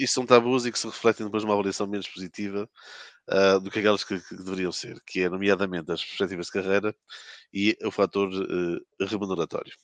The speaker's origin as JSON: {"language": "Portuguese", "town": "Porto", "region": "Norte", "country": "Portugal", "tie": "born or raised there", "moved": "as an adult", "lives_now": "Lisbon, Portugal", "said": "sou um, natural de, do Porto, resido em Lisboa desde 2006"}